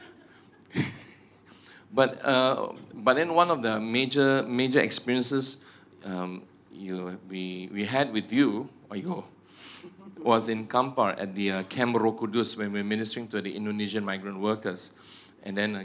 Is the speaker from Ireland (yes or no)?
no; Egypt; I'm from Egypt. Do you know that I'm from Egypt?